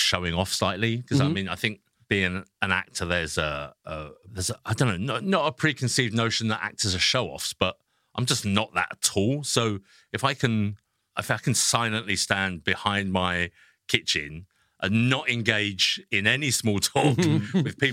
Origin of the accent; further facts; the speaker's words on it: England, United Kingdom; being English